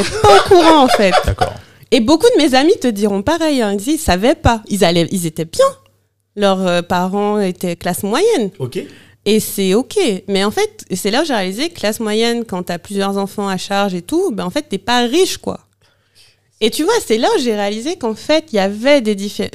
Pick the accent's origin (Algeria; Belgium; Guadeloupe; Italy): Guadeloupe; Bouillante; moved away; also born or lived in London / Paris; je suis née à Bouillante, en Guadeloupe